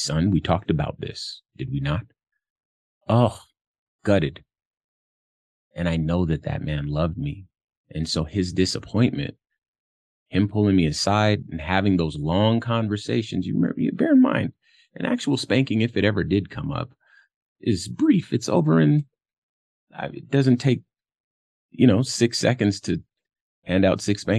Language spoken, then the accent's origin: English; Compton, California, United States; I'm from Compton, California. So I grew up around a lot of gangsta activity